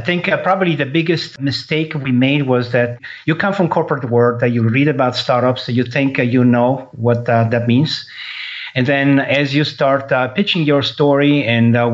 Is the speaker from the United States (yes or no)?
no; Italy; moved away; I was born in Italy